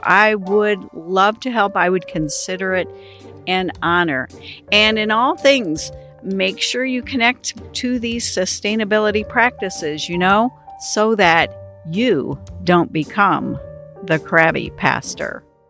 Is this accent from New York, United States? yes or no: no; Washington, District of Columbia, United States; moved away; also born or lived in Detroit area, Michigan; I was from the Washington, D.C. area, I learned to drive on the Washington Beltway